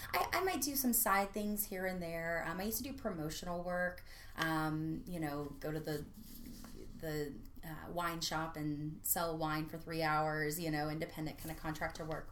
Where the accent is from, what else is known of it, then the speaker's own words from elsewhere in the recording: Gainesville, Florida, United States; now in Orlando, United States; I was born and raised in Gainesville. I was there for 20 something years